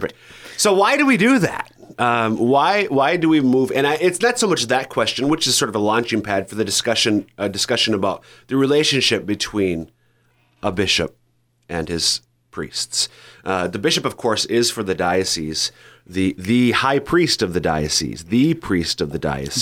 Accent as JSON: {"language": "English", "region": "Minnesota", "country": "United States", "tie": "born or raised there", "moved": "yes", "lives_now": "South Dakota, United States", "said": "my home parish in Minnesota"}